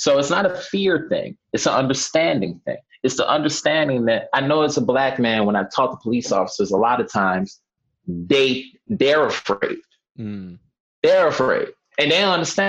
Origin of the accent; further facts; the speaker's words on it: New York City, New York, United States; just from living here my whole life, and I grew up in Harlem, came up in the projects